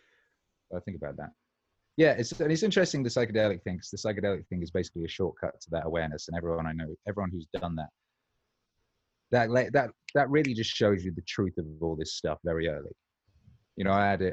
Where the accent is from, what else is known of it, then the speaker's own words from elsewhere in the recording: Wales, United Kingdom; I was growing up in Wales as well